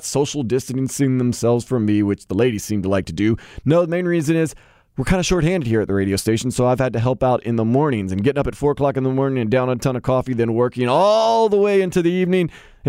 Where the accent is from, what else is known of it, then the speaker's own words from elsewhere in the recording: Deep South, United States; I'm saying I'm from the Deep South, and there's lots of crazies out there like that.